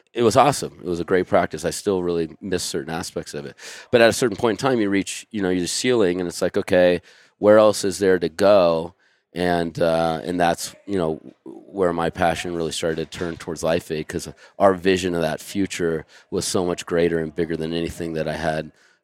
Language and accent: English; Santa Cruz, California, United States; I mean, I grew up in Santa Cruz, which is, you know, very hippy-dippy